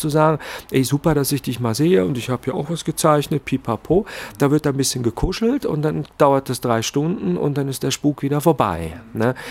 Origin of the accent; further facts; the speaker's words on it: Zurich, Switzerland; ich komme ja aus Zürich